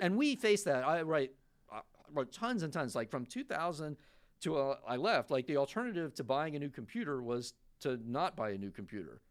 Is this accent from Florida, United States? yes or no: yes; Florida, United States; also born or lived in New York; I was born in New York. I grew up in Florida mostly